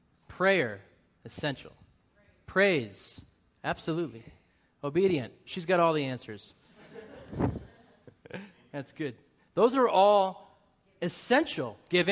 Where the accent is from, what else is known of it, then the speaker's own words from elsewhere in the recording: Boston, Massachusetts, United States; accent: Boston; so I have to work really hard to get rid of my Boston accent because it comes out real quick when I'm over there. I'm 5 minutes around my family.